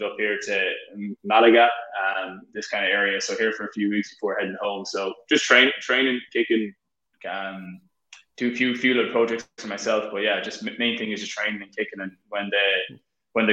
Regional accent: Ireland; moved away as an adult; now in United States; growing up in Ireland

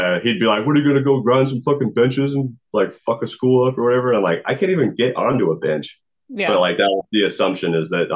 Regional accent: Marysville, Washington, United States; also born or lived in Lynnwood, Washington; I moved from Linwood to Marysville

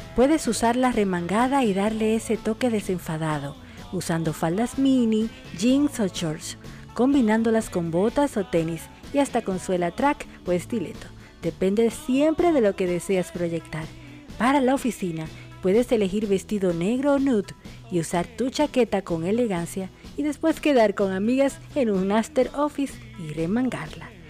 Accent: Dominican Republic; now in Argentina; República Dominicana, mi país, mi tierra, mi patria

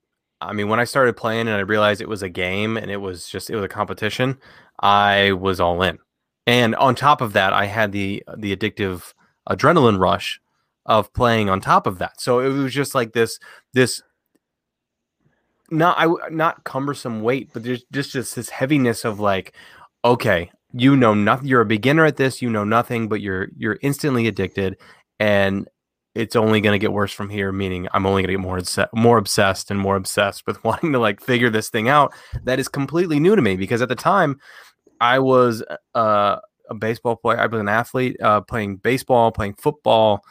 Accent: Northern Ohio, United States; I grew up in Northern Ohio for the most part of my life

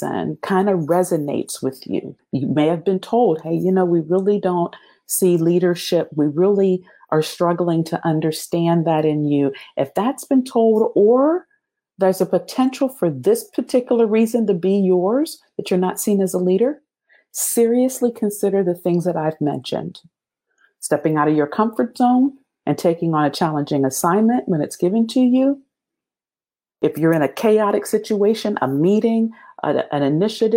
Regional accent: Pennsylvania, United States; moved away; also born or lived in Ohio / South Carolina / Germany; I'm from Pennsylvania. I'd only lived in Ohio and South Carolina

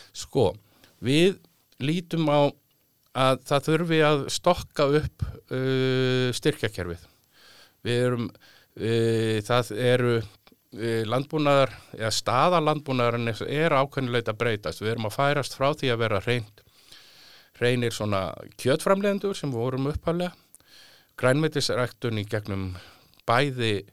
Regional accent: Reykjavík, Capital Region, Iceland; also born or lived in Álftanes / Mýrdalur; Ég er nú fættur og uppalinn í Reykjavík eða, eða ég var nú uppalinn fyrst á Altanissi, þá var landbúnaðsvæði þar.

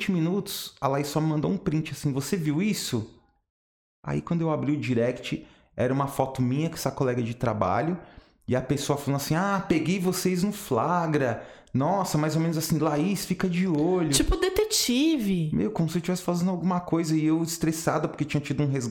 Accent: São Paulo, Brazil; sou Sou de São Paulo.

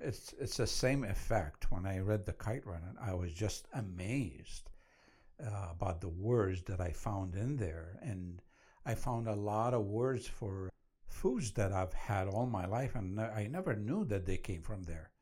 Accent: Iraq; now in United States; I was born and raised in Iraq

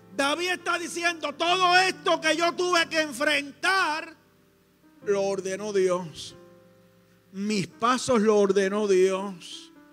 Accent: Coamo, Puerto Rico; en mi pueblo, en Coamo

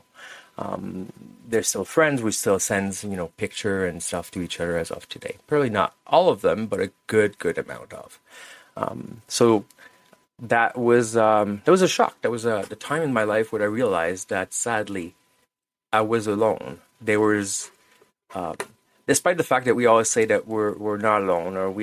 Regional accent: Montreal, Quebec, Canada; English is a second language; I was born in French part of Canada, which is Quebec, Montreal

